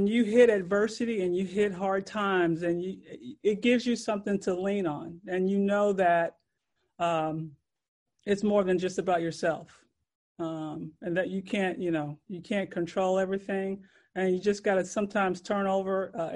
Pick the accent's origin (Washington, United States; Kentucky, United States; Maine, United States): Kentucky, United States; Louisville; I grew up in Louisville, Kentucky.